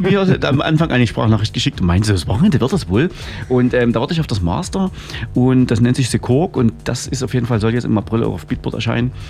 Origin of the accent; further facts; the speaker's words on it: Freiberg, Saxony, Germany; in Freiberg, äh, dort wo ich herkomme